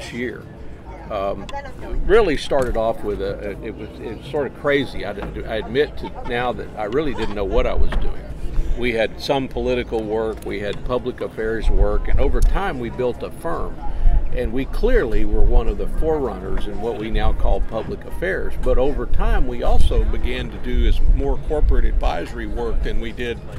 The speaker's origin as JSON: {"language": "English", "region": "Texas", "country": "United States", "said": "I admit to being a Texan"}